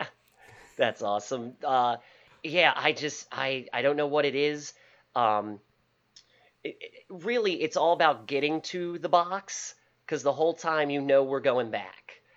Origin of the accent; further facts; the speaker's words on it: Baltimore, Maryland, United States; also born or lived in Parkville, Maryland; originally, I'm from Highland Town, which is in the inner city of Baltimore. Uh, since high school, my family moved out to the Parkville Kearney area